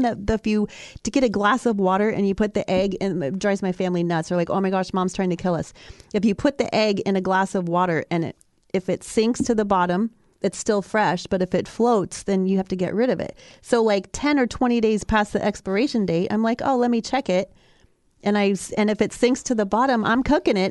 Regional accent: Ohio, United States; I grew up in Ohio

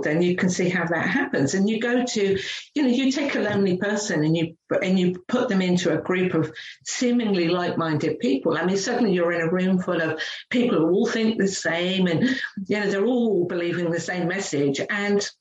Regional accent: England, United Kingdom; moved away as an adult; now in New Zealand; I'm a real working class girl. That's how I grew up in England

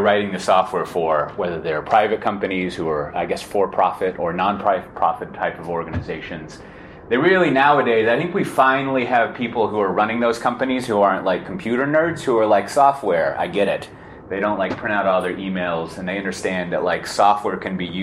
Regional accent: Austin, Texas, United States; moved away as an adult; now in Amsterdam, Netherlands; I was born in Austin, and I lived there all my life until August of last year when I moved to Amsterdam

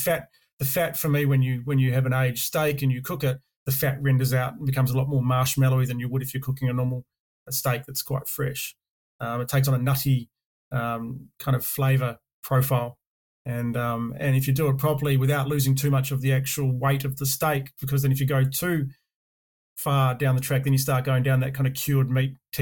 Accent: Karratha, Western Australia, Australia; moved away as an adult; also born or lived in Dampier, Australia / Perth, Australia; now in New Zealand; I'm actually Australian. Originally, I say I was born and raised in the northwest of Western Australia. Born in Dampier, grew up in Karratha, and then moved down to Perth when I was in my older years.

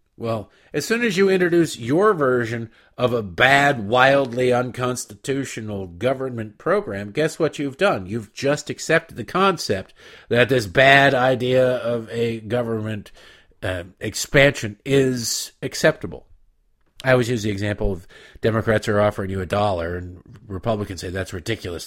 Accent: Detroit, Michigan, United States; moved away; also born or lived in Baltimore; I grew up in Detroit and lived thirteen years in Baltimore

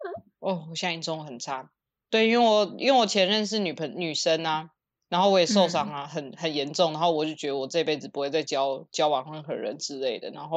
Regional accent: United States; 我一直讲美国人，可是我不知道一般我因为美国人各种啊，我也是美国人，我是有护照的美国人，所以我要讲美国白人。

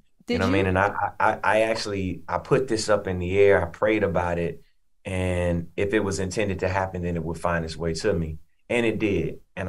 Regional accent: Atlanta, Georgia, United States; also born or lived in Chattanooga, Tennessee; I'm originally from Chattanooga, Tennessee, but I was raised in Atlanta and Atlanta raised the artist that I am. Atlanta raised the man that I am.

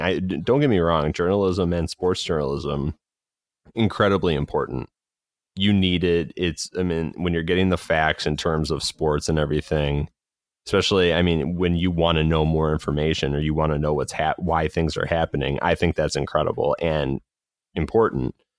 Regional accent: Chicagoland, Illinois, United States; I'm from Chicago, it's Chicago land

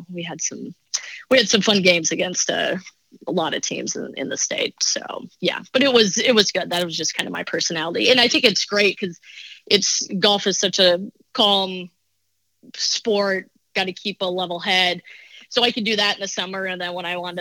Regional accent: South Dakota, United States; moved away; also born or lived in Massachusetts; Growing up in South Dakota, everyone kind of learns how to ice skate.

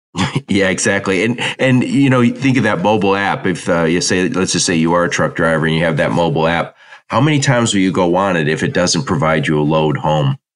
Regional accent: Dearborn, Michigan, United States; I'm from Dearborn, Michigan, and we have a mall that was like Disneyland when it opened, but I was like 16 when it opened

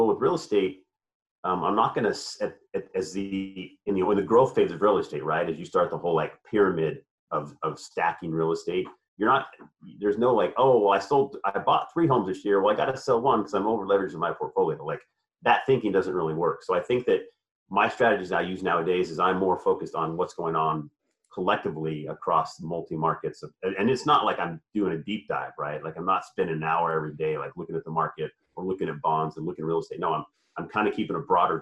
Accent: Arizona, United States; moved away; I'm originally from Arizona

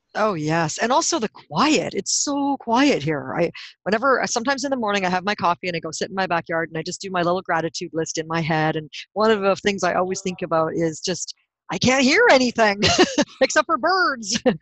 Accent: White Rock, British Columbia, Canada; I'm from originally from a little tiny seaside town called White Rock, British Columbia, Canada

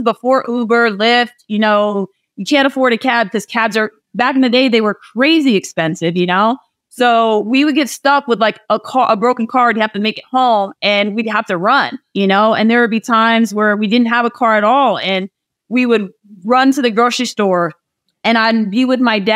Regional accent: Iowa, United States; moved away as an adult; I grew up in Iowa. I walked to school, ran to school every day

